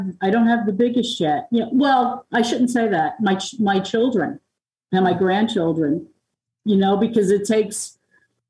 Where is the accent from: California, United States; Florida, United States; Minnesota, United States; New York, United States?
New York, United States; Long Island; now in Tennessee, United States; I'm from Long Island